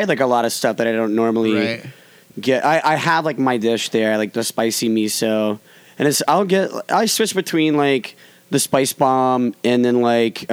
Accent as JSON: {"language": "English", "region": "Alabama", "country": "United States", "tie": "born or raised there", "said": "born and raised in Alabama"}